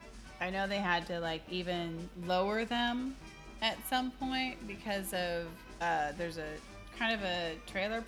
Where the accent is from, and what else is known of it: Southern California, United States; born or raised there